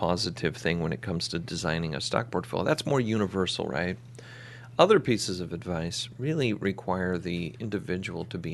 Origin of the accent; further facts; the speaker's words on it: Phoenix, Arizona, United States; moved away; I'm from Phoenix